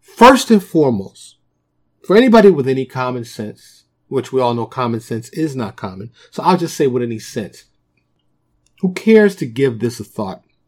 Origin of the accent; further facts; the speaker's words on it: New York City, New York, United States; moved away as an adult; also born or lived in Dallas suburb, Texas; now in Dallas, United States; born and raised in New York, I live in, uh, suburb of Dallas now